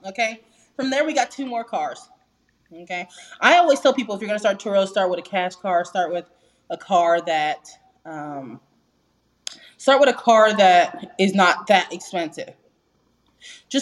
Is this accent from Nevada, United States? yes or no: yes; Las Vegas, Nevada, United States; I'm originally from Las Vegas